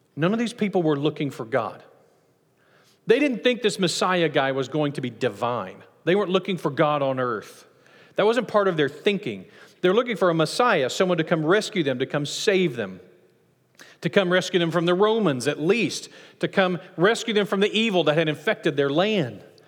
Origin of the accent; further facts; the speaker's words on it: Nacogdoches, Texas, United States; I'm from Nacogdoches